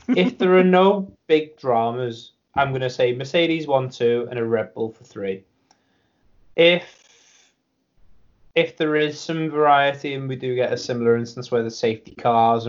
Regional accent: United Kingdom; I'm a Brit myself

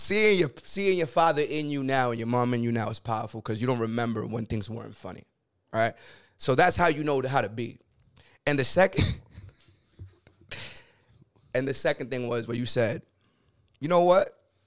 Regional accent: Connecticut, United States; Like, I'm from Connecticut.

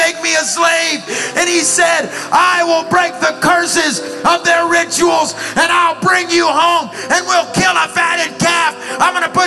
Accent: Birmingham, Alabama, United States; I'm from Birmingham

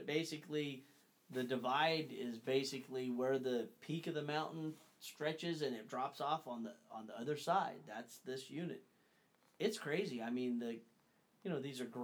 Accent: Northern California, United States; we grew up, Dad and Ron and Daniel and myself, we grew up hunting in Northern California, towards the coast primarily

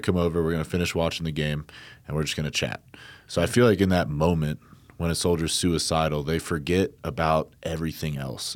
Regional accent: New Jersey, United States; I grew up in New Jersey, but I have my, uh, father's side of the family out in Iowa.

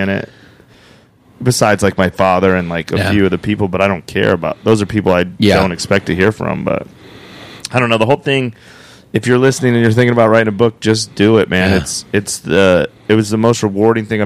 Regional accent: Cheyenne, Wyoming, United States; moved away as an adult; also born or lived in Phoenix, Arizona / Las Vegas, Nevada; There's not comedy in Cheyenne, Wyoming

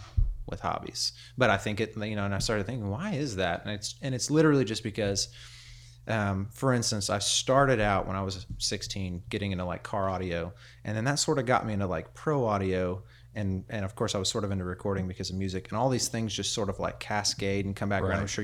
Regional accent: Prairie Grove, Arkansas, United States; So I grew up in Prairie Grove.

